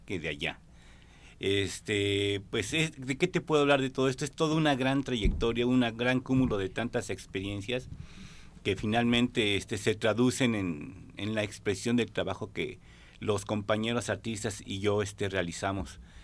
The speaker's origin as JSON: {"language": "Spanish", "region": "Mexico City", "country": "Mexico", "moved": "yes", "lives_now": "Jalisco, Mexico", "said": "Soy originario de la Ciudad de México, pero ya tengo viviendo aquí alrededor de 37 años"}